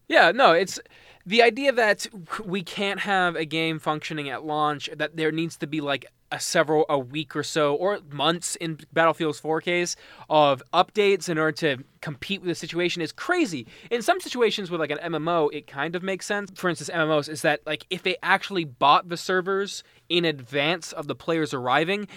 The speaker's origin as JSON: {"language": "English", "town": "Mississauga", "region": "Ontario", "country": "Canada", "tie": "born or raised there", "said": "I'm from Mississauga"}